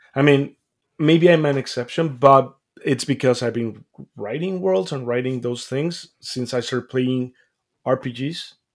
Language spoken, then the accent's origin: English; Mexico; I grew up mm-hmm. in Mexico, as I mentioned, like I'm from Mexico